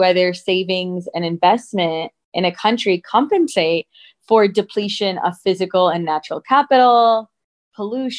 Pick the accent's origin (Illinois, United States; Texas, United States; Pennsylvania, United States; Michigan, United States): Michigan, United States; moved away as an adult; also born or lived in South Africa; I grew up in the US and I grew up in Michigan, which is kind of the automotive hub of the US.